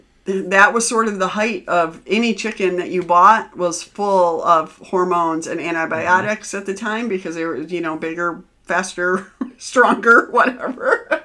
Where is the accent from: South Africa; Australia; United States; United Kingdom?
United States; Midwest; we're Midwesterner.